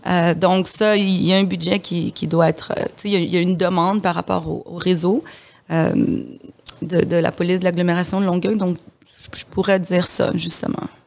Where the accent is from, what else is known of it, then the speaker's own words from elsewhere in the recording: DR Congo; moved away; je suis de la République démocratique du, Congo.